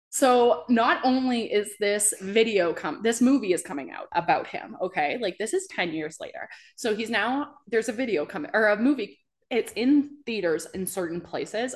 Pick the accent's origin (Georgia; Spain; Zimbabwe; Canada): Canada; New Brunswick; moved away; I'm from New Brunswick, and that's where I went to college and school and everything